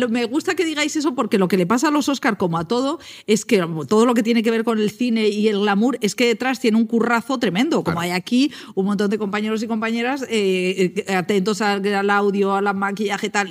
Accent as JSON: {"language": "Spanish", "town": "Val de San Lorenzo", "region": "Castile and León", "country": "Spain", "said": "mi pueblo, del Val San Lorenzo"}